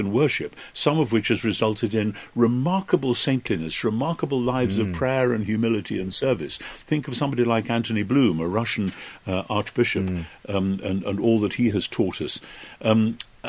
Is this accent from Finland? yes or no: no; United Kingdom